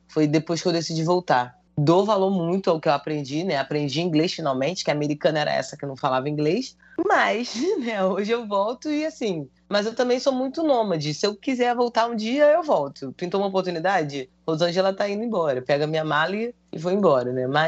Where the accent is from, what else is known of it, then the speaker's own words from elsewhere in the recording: Rio de Janeiro, Brazil; Ela mora em tá Padre Miguel. Foi, quando eu, foi onde eu cresci.